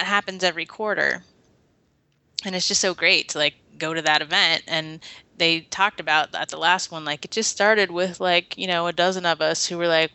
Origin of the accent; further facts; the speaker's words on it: Portland, Oregon, United States; I'm from here